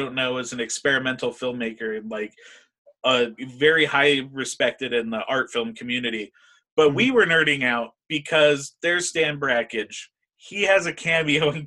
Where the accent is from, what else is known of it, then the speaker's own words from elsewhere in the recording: Colorado, United States; we're from Colorado